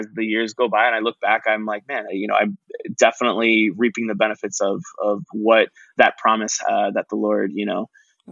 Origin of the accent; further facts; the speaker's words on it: McKinney, Texas, United States; also born or lived in San Antonio; growing up in McKinney